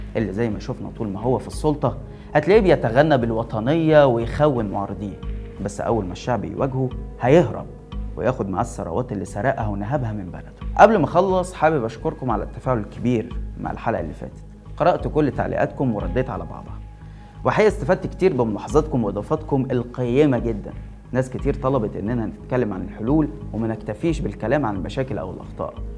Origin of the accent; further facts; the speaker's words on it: Egypt; عندنا في مصر